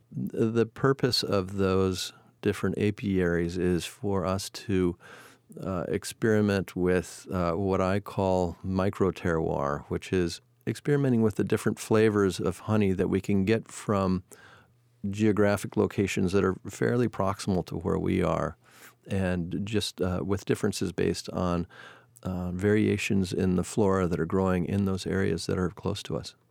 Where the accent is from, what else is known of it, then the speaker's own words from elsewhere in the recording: Seattle, Washington, United States; also born or lived in Chicago, Illinois / Point Reyes, California; moved us from Chicago to Seattle when I was seven. Uh, living in Seattle, I had the opportunity to grow up in the natural environment